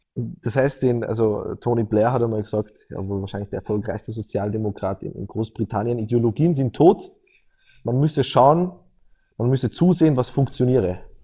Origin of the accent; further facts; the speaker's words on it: Austria; als Österreicher